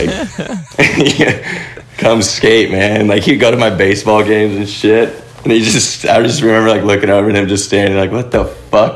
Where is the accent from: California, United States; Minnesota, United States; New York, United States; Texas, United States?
California, United States; Ventura; I grew up in Ventura, California